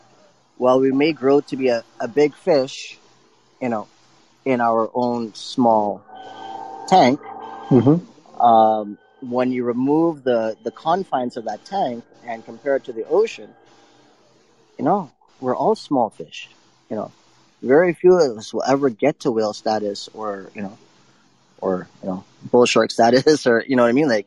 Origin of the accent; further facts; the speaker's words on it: Ontario, Canada; I was born here. I was born in Canada.